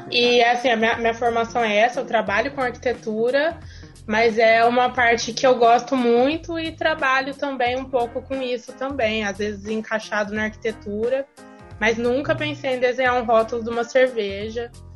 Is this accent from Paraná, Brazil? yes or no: no; Ribeirão Preto, São Paulo, Brazil; eu sou de Ribeirão Preto